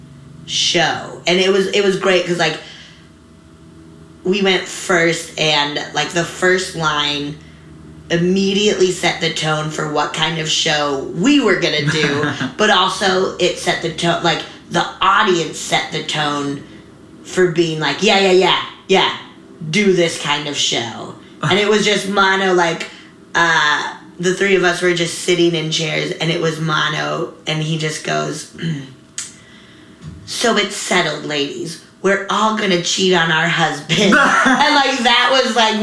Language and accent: English; Colorado, United States; also born or lived in Nebraska / Wyoming; now in California, United States; I was born in Nebraska and then lived in Wyoming until I was 7. And then moved to Colorado.